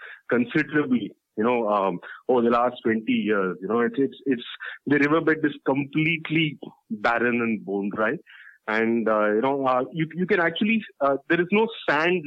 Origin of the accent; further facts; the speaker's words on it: Tamil Nadu side of the Kaveri Basin, India; I come from the Tamil Nadu side of the Kaveri Basin. My family roots are in the Kaveri Delta